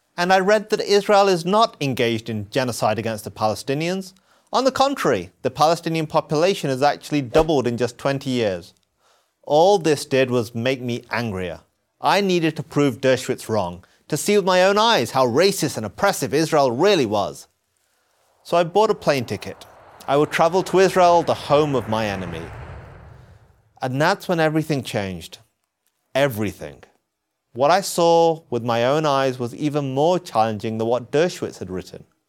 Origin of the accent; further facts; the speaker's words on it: England, United Kingdom; I was born in England. My parents moved there from Pakistan.